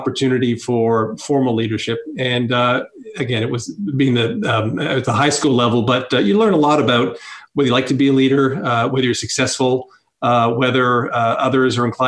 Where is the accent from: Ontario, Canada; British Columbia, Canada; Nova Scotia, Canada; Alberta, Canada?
Ontario, Canada; Toronto; moved away as an adult; now in Montreal, Canada; I grew up in Toronto